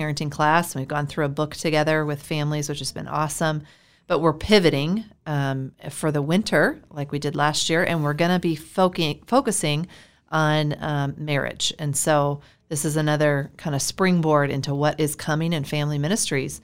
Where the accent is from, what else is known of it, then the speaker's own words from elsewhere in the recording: Iowa, United States; moved away as an adult; also born or lived in Florida; I'm from Iowa.